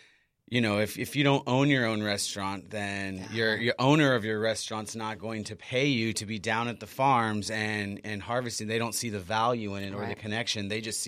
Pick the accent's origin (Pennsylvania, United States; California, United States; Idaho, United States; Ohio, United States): California, United States; Imperial Beach; moved away; also born or lived in Los Angeles; I moved down from LA just about a year and a half ago. I mean, I'm originally from Imperial Beach